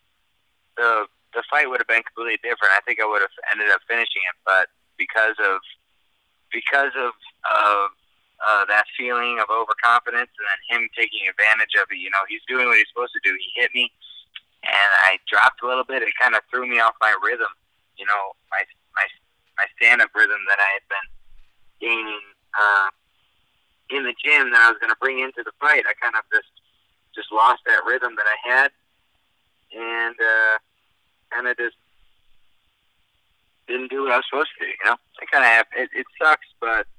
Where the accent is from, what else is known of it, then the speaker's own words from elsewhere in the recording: Chicago, Illinois, United States; I'm from Chicago.